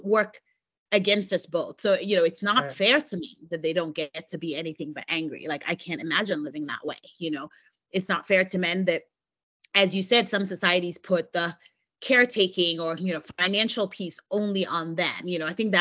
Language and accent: English; United States; I'm American. I live in the U.S.